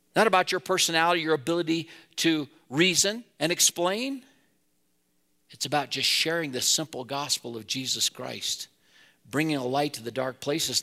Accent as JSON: {"language": "English", "town": "Wheatland", "region": "Wyoming", "country": "United States", "tie": "born or raised there", "lives_now": "Laramie, United States", "said": "I grew up in Wheatland"}